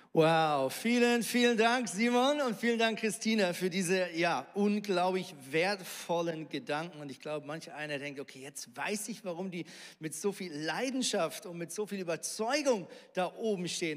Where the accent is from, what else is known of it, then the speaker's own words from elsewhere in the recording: Lemgo, North Rhine-Westphalia, Germany; moved away as an adult; also born or lived in Switzerland; now in Hamburg, Germany; ich bin ja in Lemgo aufgewachsen